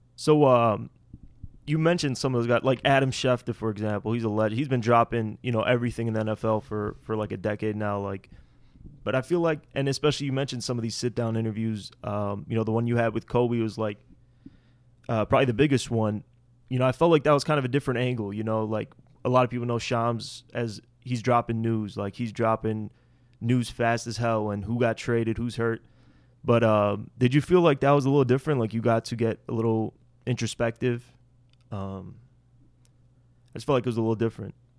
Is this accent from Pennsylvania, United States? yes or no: no; Skokie, Illinois, United States; Skokie, myself